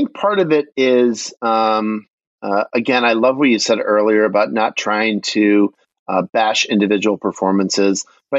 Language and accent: English; Michigan, United States